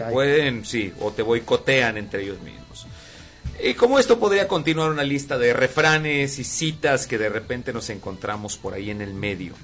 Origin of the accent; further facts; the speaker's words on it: Mexico; como ciudadanos o como mexicanos